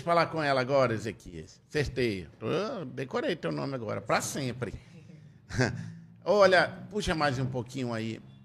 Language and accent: Portuguese; Tefé, Amazonas, Brazil; Eu sou de Tefé, fui criado sem eira nem beira